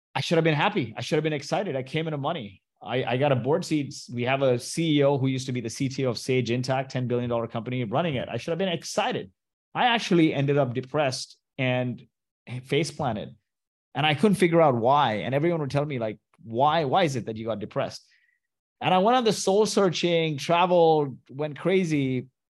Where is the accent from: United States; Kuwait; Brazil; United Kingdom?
Kuwait; moved away; also born or lived in Mumbai, India; I was born in Kuwait to Indian parents